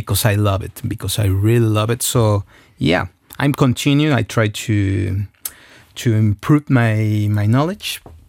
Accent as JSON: {"language": "English", "region": "Mexico City", "country": "Mexico", "said": "So I come from Mexico City, and it's not near to any kind of vineyards there, so any region."}